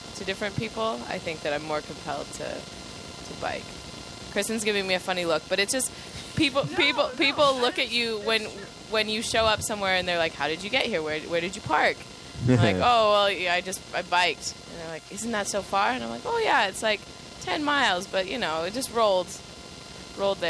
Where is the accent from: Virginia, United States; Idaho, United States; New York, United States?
Idaho, United States; moved away; also born or lived in Seattle; I'm from Idaho